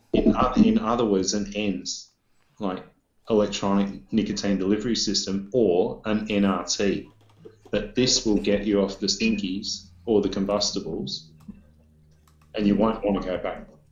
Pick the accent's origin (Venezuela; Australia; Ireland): Australia